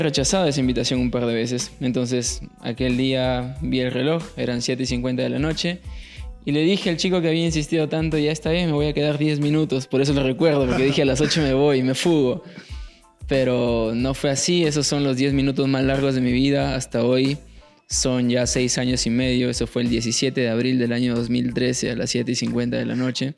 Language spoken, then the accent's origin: Spanish; Paiján, La Libertad, Peru; now in Trujillo, Peru; como cualquier eh, chico del valle, yo vengo de Paiján, norte